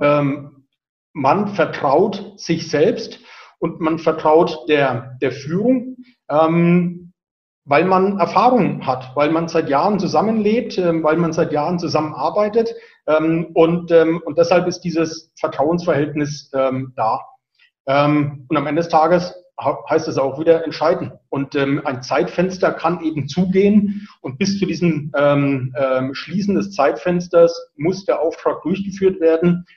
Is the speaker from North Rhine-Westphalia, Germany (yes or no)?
no; Franconia, Bavaria, Germany; accent: Franconian rolled R; ich bin Franke, ich rolle das R